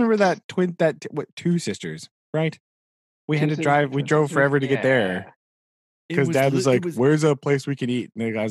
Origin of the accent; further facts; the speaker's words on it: Missouri, United States; we're from Missouri.